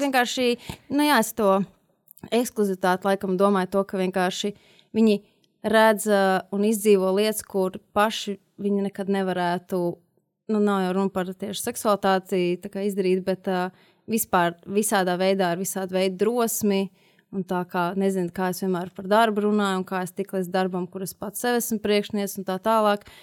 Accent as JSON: {"language": "Latvian", "town": "Liepāja", "region": "Kurzeme", "country": "Latvia", "moved": "as an adult", "lives_now": "Riga, Latvia", "said": "kā liepainiecei"}